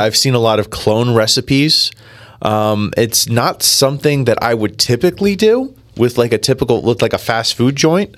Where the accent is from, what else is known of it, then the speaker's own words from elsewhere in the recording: New Jersey, United States; I am from New Jersey. I was born and raised in Jersey